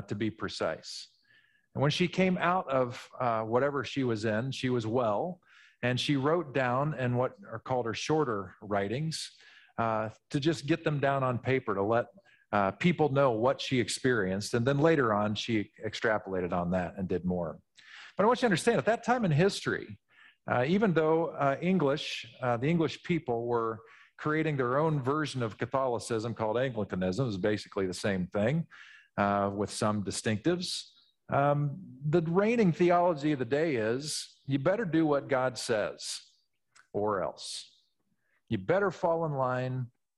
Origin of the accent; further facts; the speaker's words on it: Midwest, United States; When I was from the Midwest, I naturally would have pronounced this Julian of Norwich.